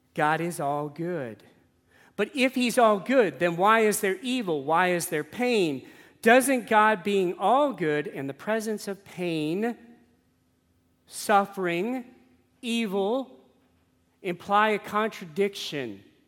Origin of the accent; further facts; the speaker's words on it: New Orleans, Louisiana, United States; I grew up in New Orleans.